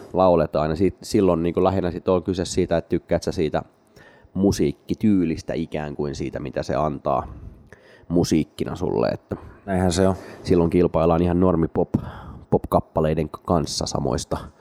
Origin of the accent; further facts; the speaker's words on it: Espoo, Uusimaa, Finland; minä ja Matti olemme espoolaisia keskiluokkaisia tylsiä ihmisiä